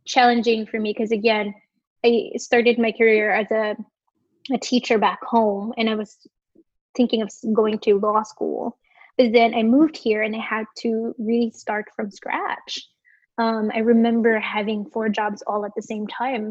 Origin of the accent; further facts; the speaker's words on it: Philippines; moved away as an adult; now in New York City, United States; I was born and raised in the Philippines and migrated here 10 years ago, almost 10 years ago